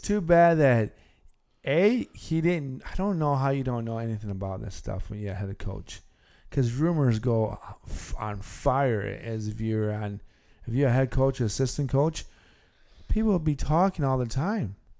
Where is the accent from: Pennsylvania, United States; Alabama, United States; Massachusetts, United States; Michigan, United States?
Michigan, United States; Detroit; I'm from the Detroit Tiger land